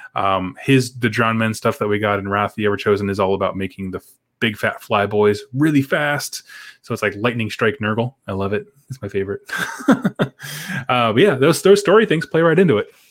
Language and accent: English; United States; I'm from America